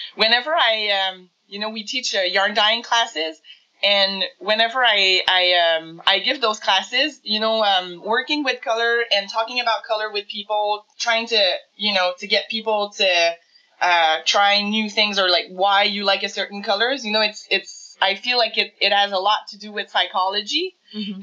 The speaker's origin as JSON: {"language": "English", "town": "Montreal", "region": "Quebec", "country": "Canada", "lives_now": "Coaticook, Canada", "said": "I'm from Montreal originally, um, but we moved to the country."}